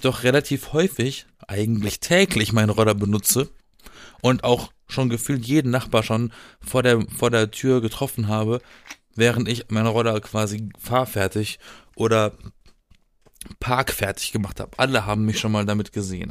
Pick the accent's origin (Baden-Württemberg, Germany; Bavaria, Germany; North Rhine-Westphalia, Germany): Baden-Württemberg, Germany; Baden-Baden; in Baden-Baden, wo ich herkomme